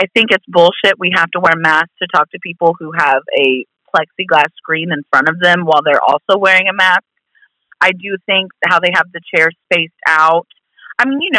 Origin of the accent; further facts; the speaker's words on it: Indiana, United States; I'm from Indiana